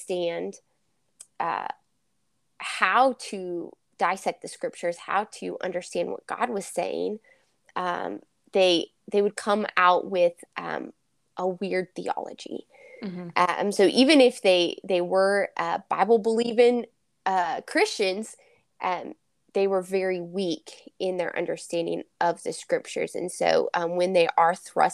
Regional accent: Kansas, United States; I am from Kansas

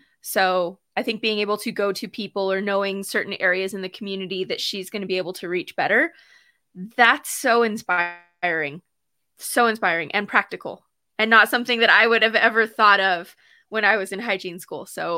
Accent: New Mexico, United States; I'm from New Mexico, for those who don't know.

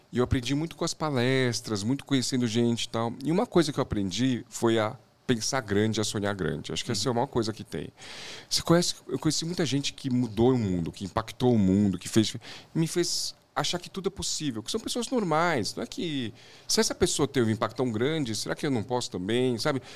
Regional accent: São Paulo, Brazil; um pouquinho da minha infância aqui em São Paulo

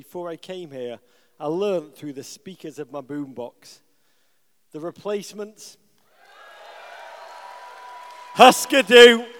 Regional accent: Liverpool, North West England, United Kingdom; moved away; I grew up in Liverpool, England.

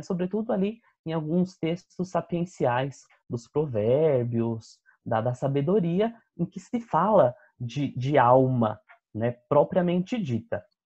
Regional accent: São Bernardo do Campo, São Paulo, Brazil; sou natural de São Bernardo do Campo

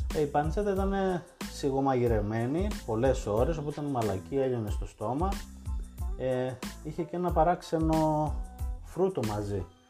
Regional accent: Thessaloniki, Central Macedonia, Greece; εμεί είμαστε από Θεσσαλονίκη και έχουμε τη φιλοσοφία του χαλαρά

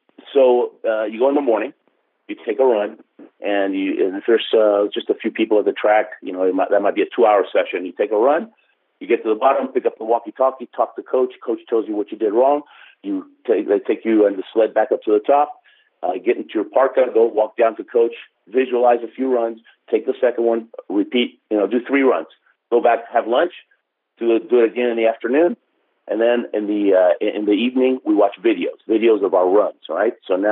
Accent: Argentina; born there; And when they found out I was born in Argentina, they said, if you go for Argentina, we'll help you

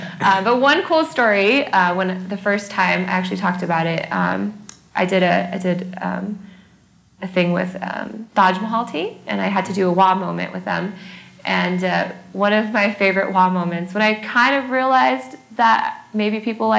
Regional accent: California, United States; also born or lived in Malaysia; so I'm from Malaysia. Okay. And then I was brought up and raised in California.

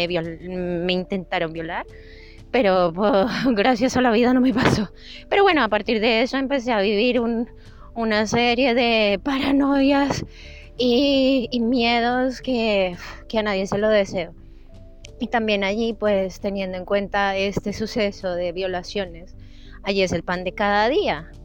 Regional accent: Bogotá, Colombia; moved away as an adult; now in Madrid, Spain; Yo nací en Bogotá, Colombia, y tomé la decisión de venirme a Madrid hace unos ocho años

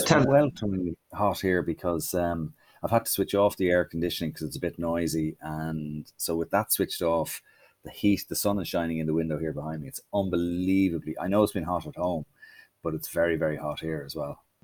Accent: Ireland; we're from Ireland

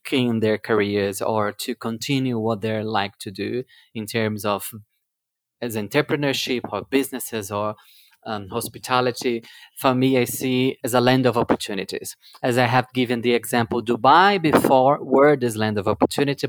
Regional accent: Brasília, Federal District, Brazil; now in Saudi Arabia; I'm born in Brazil, in the capital of Brazil

